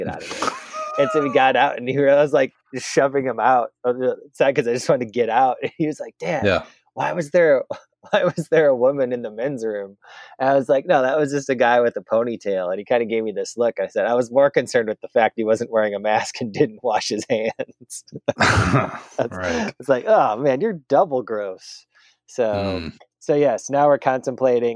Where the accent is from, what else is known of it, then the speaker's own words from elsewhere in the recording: Wisconsin, United States; moved away; having being from Wisconsin. I worked at the fifth ever Culver's